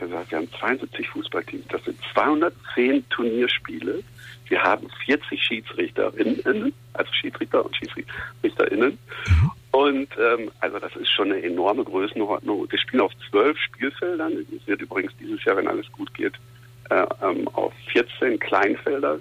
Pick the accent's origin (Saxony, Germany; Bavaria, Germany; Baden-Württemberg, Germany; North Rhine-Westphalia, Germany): North Rhine-Westphalia, Germany; Essen; moved away as an adult; now in Cologne, Germany; ich bin in Essen-Schonnebeck-Katernberg groß geworden, in der Nähe von der Zeche Zollverein